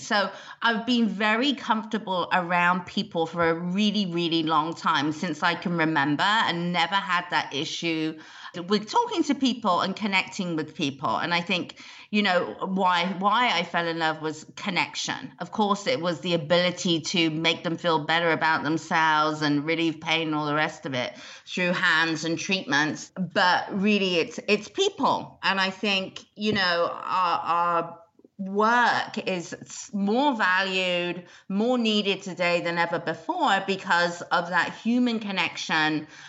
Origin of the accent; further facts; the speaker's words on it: United Kingdom; whether I'm Australian, South African, American or British. I am a Brit and have been in the industry for 25 years.